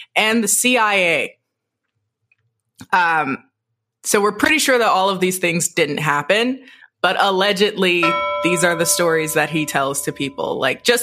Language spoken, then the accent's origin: English; Michigan, United States; born and raised in Michigan